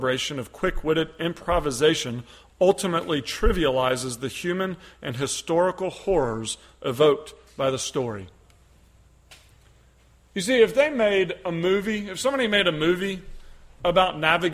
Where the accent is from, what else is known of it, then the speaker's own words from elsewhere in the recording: United States; I'm American.